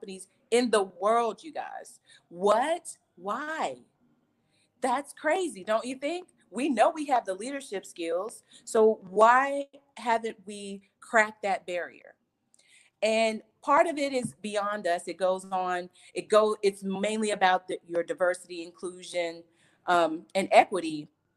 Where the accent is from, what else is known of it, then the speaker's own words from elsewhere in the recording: Georgia, United States; So I was born and raised in Georgia. I'm a Georgia peach, one of the few that still live in Georgia